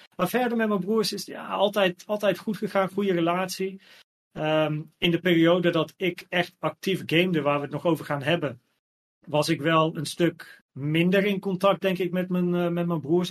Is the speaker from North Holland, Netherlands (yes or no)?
yes; Naarden, North Holland, Netherlands; also born or lived in Blaricum; ik ben geboren in Blarikum, maar we woonden in Naarden.